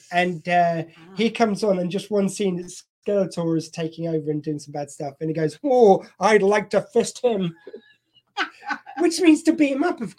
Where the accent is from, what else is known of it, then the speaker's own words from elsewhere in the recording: United Kingdom; See, we're working clean, but we're British, so we can use innuendo.